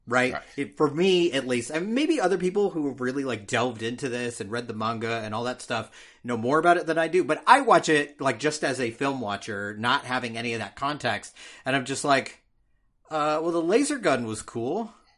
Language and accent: English; California, United States; Man, I'm from California. Weed's legal there.